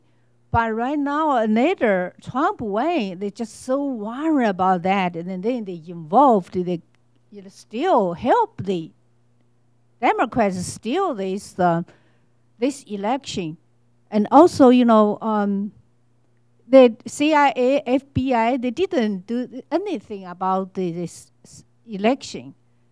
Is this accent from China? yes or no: yes; China; English is a second language; moved away as an adult; now in United States; I'm from China. I've been here 11 years, and I suffer in Cultural Revolution.